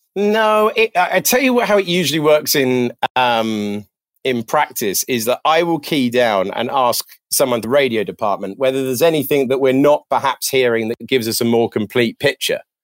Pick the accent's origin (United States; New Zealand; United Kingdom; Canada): United Kingdom; being British